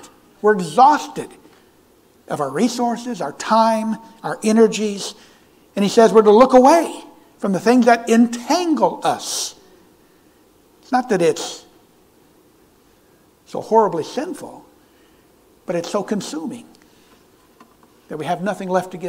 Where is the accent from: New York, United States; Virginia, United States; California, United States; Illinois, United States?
California, United States; moved away; When I was a young boy, I grew up in California